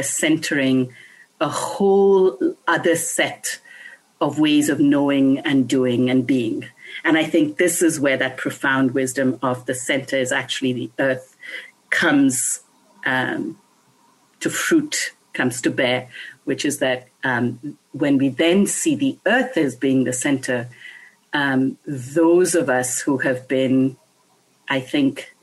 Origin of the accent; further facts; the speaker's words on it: India; when I was a child growing up in India